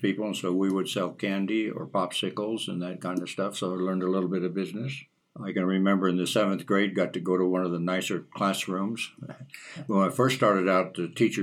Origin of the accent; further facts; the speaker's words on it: Las Vegas, New Mexico, United States; moved away as an adult; I grew up in Las Vegas, New Mexico